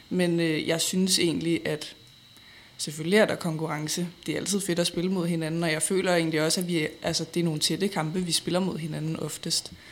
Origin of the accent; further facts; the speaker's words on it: Frederiksberg, Capital Region of Denmark, Denmark; jeg er jo selv fra Frederiksberg